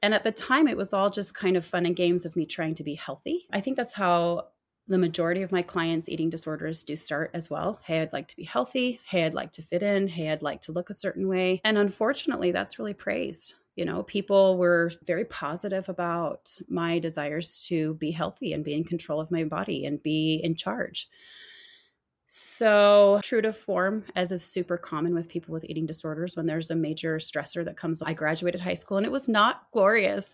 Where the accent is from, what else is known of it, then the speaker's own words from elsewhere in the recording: Arizona, United States; growing up in Arizona